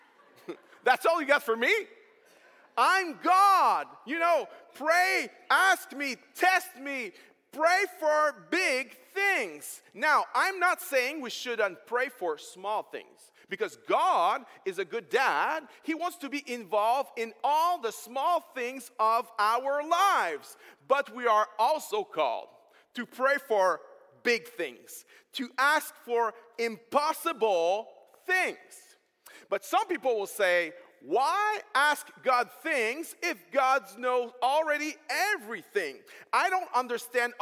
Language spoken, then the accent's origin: English; Quebec, Canada; accent: French; first language French; English is a second language; I'm French, so English is second language for me